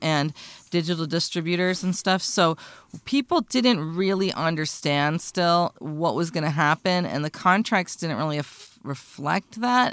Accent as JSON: {"language": "English", "country": "United States", "said": "I'm an American"}